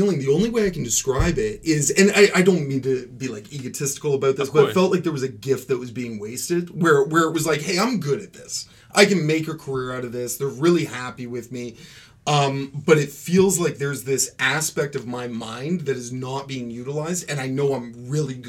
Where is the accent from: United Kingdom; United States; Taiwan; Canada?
Canada; Courtice, Ontario; I grew up in Curtis. So just outside